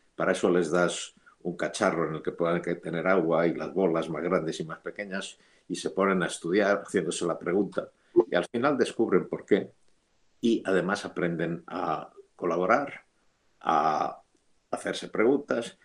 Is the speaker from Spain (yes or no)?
yes; Madrid, Community of Madrid, Spain; moved away as an adult; also born or lived in Geneva / Boston; Yo soy madrileño y um, cuando yo era, cuando yo nací, Madrid tenía más o menos medio millón de habitantes